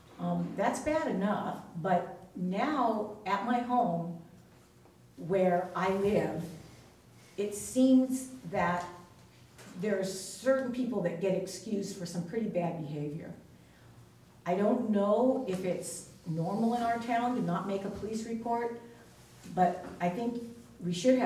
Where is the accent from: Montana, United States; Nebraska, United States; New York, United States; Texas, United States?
New York, United States; also born or lived in California; now in Astoria, United States; I moved here 6 years ago. I'm originally from New York, and I lived in California.